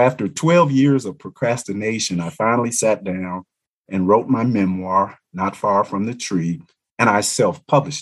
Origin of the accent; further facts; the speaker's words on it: Little Rock, Arkansas, United States; also born or lived in Montgomery, Alabama; I grew up in Little Rock, Arkansas, and Montgomery, Alabama, which I view as two of the leading civil rights hotbeds here in America.